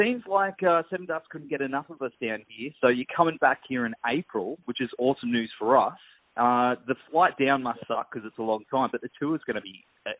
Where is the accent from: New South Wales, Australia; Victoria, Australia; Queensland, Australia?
Queensland, Australia; Gold Coast; the Gold Coast, which is my hometown.